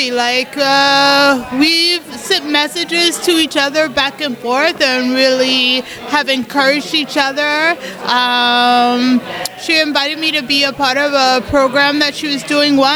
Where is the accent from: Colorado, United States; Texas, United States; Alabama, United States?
Colorado, United States; and I'm from Colorado um, in the US.